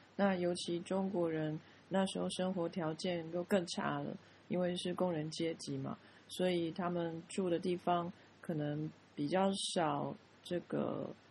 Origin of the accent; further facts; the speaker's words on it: Taiwan; 我们是台湾人